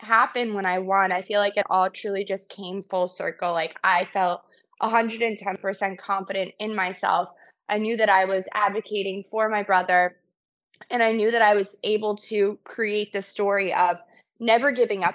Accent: New Jersey, United States; also born or lived in New York City; born and raised in Jersey

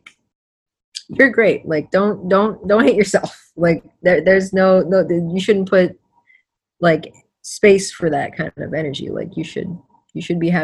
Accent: Florida, United States; I was born in Florida

